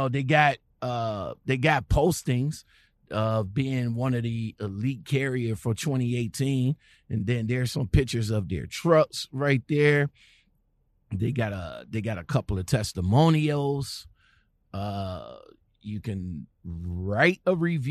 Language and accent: English; Cleveland, Ohio, United States; I'm from Cleveland, Ohio